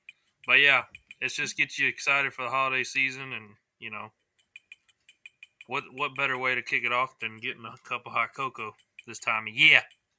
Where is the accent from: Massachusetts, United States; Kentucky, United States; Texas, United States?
Texas, United States; East; We're all from East Texas